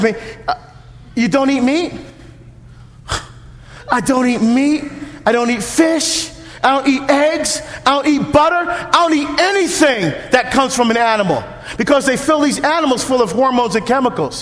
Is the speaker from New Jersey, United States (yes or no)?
yes; New Jersey, United States; now in Oregon, United States; I'm from Jersey.